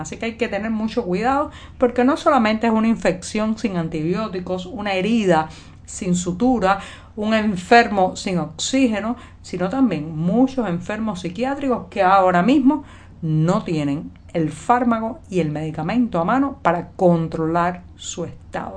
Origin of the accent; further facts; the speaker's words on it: Cuba; cubana, periodista, ciudadana